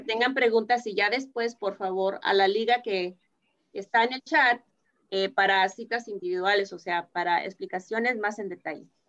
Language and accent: Spanish; Mexico; somos, somos mexicanos